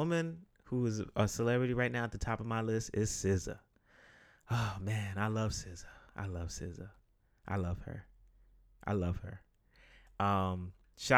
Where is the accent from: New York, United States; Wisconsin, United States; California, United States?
New York, United States; New York City; I'm a guy from the Bronx